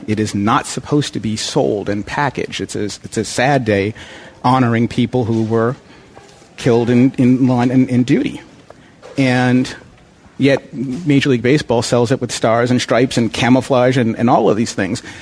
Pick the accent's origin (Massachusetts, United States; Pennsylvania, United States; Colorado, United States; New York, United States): Massachusetts, United States; Plymouth; also born or lived in Dorchester, Boston, Massachusetts; I grew up in Dorchester and then down in Plymouth